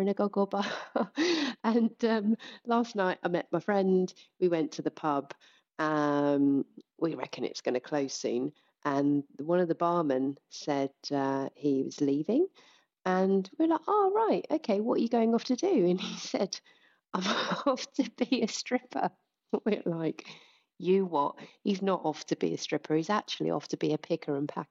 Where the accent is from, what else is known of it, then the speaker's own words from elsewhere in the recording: United Kingdom; we're British